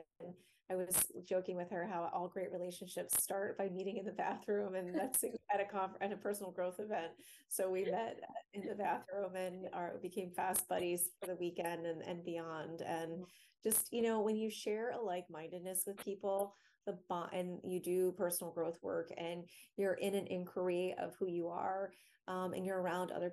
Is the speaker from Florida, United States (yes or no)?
yes; Florida, United States; now in Washington, D.C. area, United States; I grew up in Florida, and now I'm in the DC area